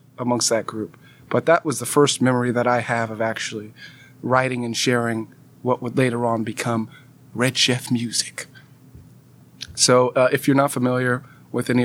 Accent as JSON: {"language": "English", "town": "Pasadena", "region": "California", "country": "United States", "also_born_or_lived": "Alabama", "moved": "yes", "said": "I was a junior electrical engineering student from the LA area. I'm from Pasadena"}